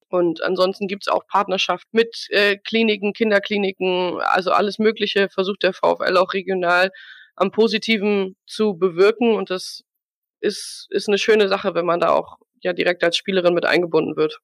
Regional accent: Wendland, Lower Saxony, Germany; Ich bin hier aufgewachsen und auch geboren im Wendland

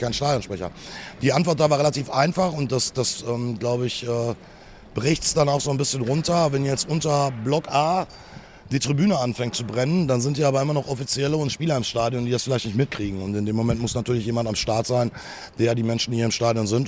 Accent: Ruhr area, North Rhine-Westphalia, Germany; hier bei uns im Ruhrpott, da schlägt das Herz des Fußballs

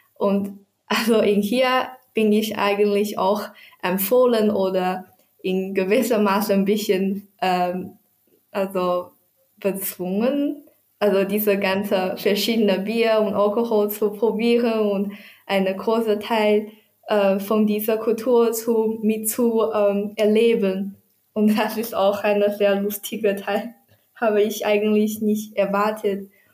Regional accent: Taizhou, Zhejiang, China; German is a second language; moved away as an adult; now in Tübingen, Germany; Ich komme aus Zhejiang, China und das ist zwar eine äh, Provinz in äh, Südostchina

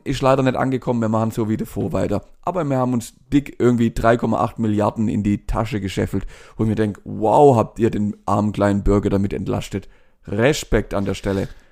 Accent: Germany; Bei uns in Deutschland

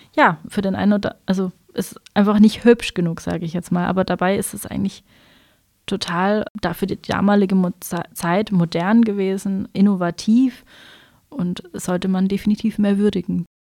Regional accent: Pforzheim, Baden-Württemberg, Germany; moved away as an adult; also born or lived in Dresden / Munich; bin dann zurück in meine Heimatstadt gekommen

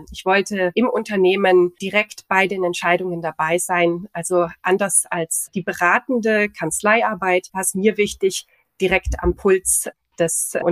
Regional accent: near Stuttgart, Baden-Württemberg, Germany; also born or lived in Augsburg / Montreal / Nice; now in Munich, Germany; Im Süden, in, in der Nähe von Stuttgart.

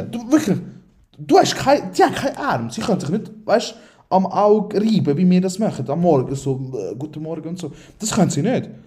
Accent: Aargau, Switzerland; Aargau. Lehre habe ich gemacht in Spreitenbach, also bin ich eh äh, komplett durcheinander.

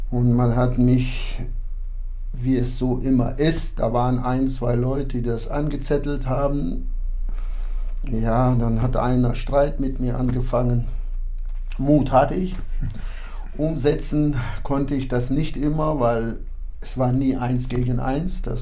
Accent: Kyrgyzstan; moved away; also born or lived in Kazakhstan; Meine Eltern beide sind deutsch und wir waren bis zur zweiten Klasse lebten wir in Kasachstan und dann sind wir umgesiedelt nach Kirgisistan und da bin ich aufgewachsen.

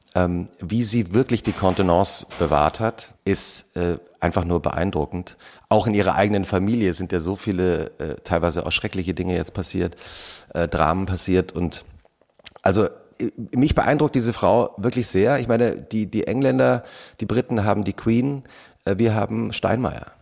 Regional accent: Germany; wir eigentlich als Deutsche

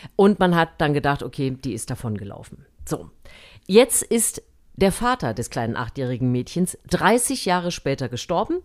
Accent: Germany; moved away; also born or lived in West Germany; ich bin ja in, äh, im DDR-Sportunterricht groß geworden

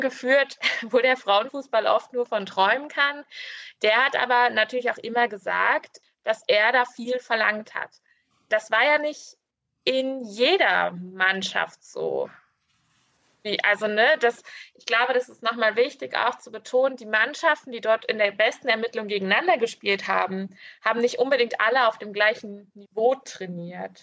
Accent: Grimma, Saxony, Germany; ich wurde in Grimma geboren

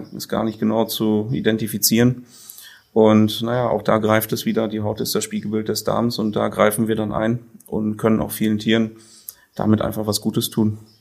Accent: Sassenberg, North Rhine-Westphalia, Germany; bin ich gebürtiger Sassenberger, auch heute noch hier wohnhaft

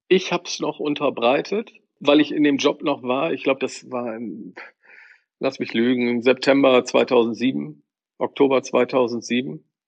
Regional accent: Bremen, Germany; wenn ich mit meinem Vater im Weserstadion war, äh, als, als Bremer und Werder-Fan

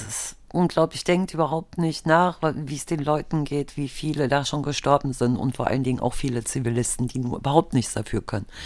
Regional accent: Germany; bei uns früher in der DDR gewesen, wo ich herkomme.

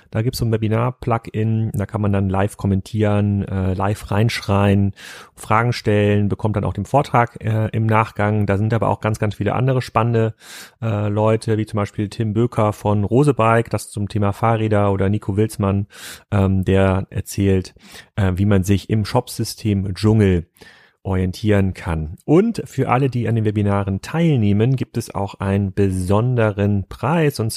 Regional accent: Lindau, Bavaria, Germany; Heute mal hier in meinem Heimatdorf Lindau.

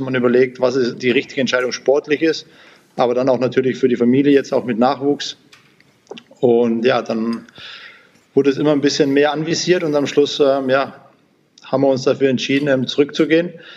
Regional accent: Sonthofen, Bavaria, Germany; also born or lived in Mannheim; now in Augsburg, Germany; ich bin ja gebürtiger Allgäuer, Sonthofen

